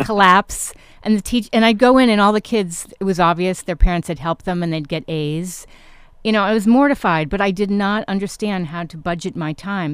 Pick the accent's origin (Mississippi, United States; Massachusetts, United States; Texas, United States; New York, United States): New York, United States; also born or lived in Connecticut; I actually grew up in New York as well, New York and Connecticut